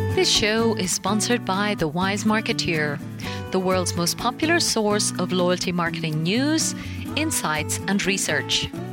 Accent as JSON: {"language": "English", "country": "Ireland", "said": "my home country of Ireland"}